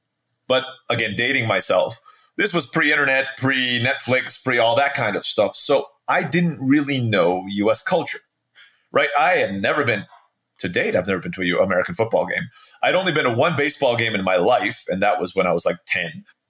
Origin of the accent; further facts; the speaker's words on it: Philippines; born there; So I was born in the Philippines. My dad was a U.S. Peace Corps volunteer.